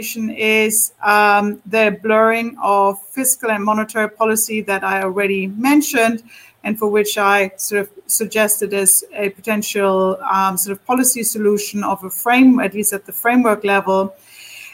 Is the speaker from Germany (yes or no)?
yes; Germany; my home country, Germany.